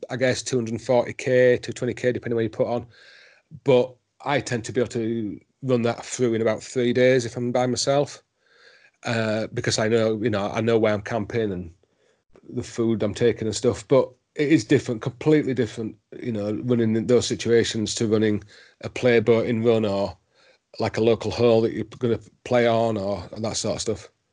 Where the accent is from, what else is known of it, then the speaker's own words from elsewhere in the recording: Yorkshire and the Humber, United Kingdom; also born or lived in Himalayas; now in Wales, United Kingdom; I'm a Yorkshireman